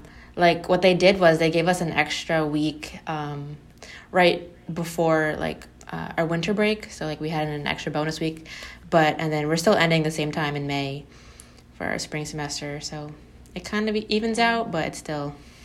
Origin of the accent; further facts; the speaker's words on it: New Jersey, United States; I'm 22, and from Jersey.